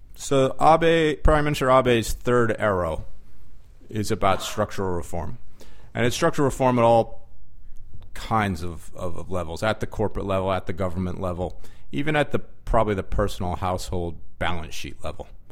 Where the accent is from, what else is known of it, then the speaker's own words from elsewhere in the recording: California, United States; moved away as an adult; also born or lived in New Jersey; now in Japan; I grew up in California.